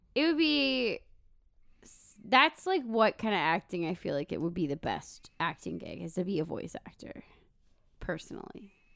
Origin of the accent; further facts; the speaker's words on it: Minnesota, United States; We're, we're from Minnesota